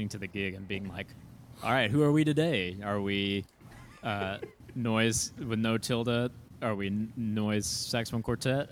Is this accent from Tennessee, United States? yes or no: yes; Chattanooga, Tennessee, United States; now in Chicago, United States; I'm from Chattanooga, Tennessee originally